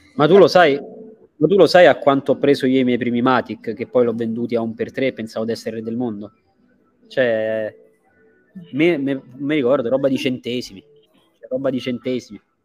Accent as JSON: {"language": "Italian", "country": "Italy", "moved": "yes", "lives_now": "Dubai, United Arab Emirates", "said": "gli italiani siamo così"}